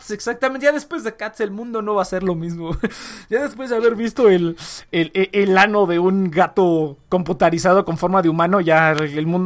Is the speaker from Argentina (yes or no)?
no; Mexico; Incluso aunque soy mexicano y que, ay, los gringos.